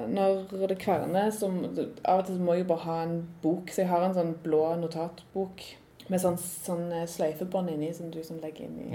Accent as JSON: {"language": "Norwegian", "town": "Randaberg", "region": "Rogaland", "country": "Norway", "also_born_or_lived": "Trondheim", "said": "Jeg er jo fra Randaberg"}